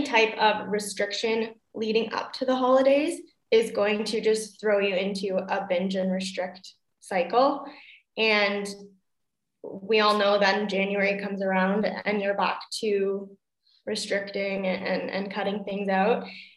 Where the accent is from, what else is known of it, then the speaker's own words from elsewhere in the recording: Canada; also born or lived in Niagara Falls, Canada; now in Germany; I am from Canada